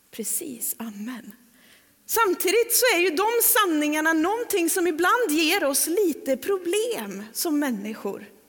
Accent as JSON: {"language": "Swedish", "town": "Trollhättan", "region": "Västra Götaland", "country": "Sweden", "moved": "yes", "lives_now": "Öckerö, Sweden", "said": "ska jag hem till Trollhättan och predika"}